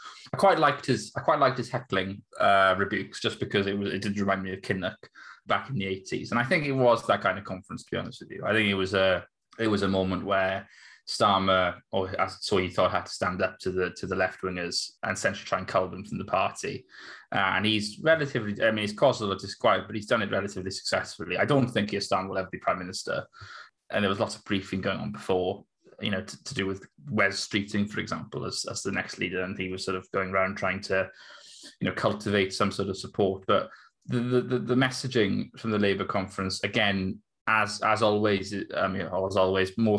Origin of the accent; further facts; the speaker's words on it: Maerdy, Wales, United Kingdom; I grew up in Mardy, which obviously I think was known previously as Little Moscow.